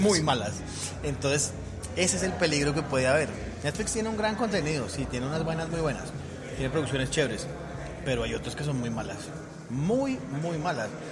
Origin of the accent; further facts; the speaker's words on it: Colombia; Soy un mal colombiano